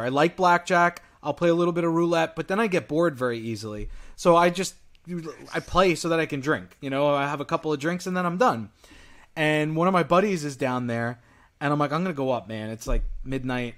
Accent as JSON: {"language": "English", "region": "New York", "country": "United States", "said": "I'm from New York"}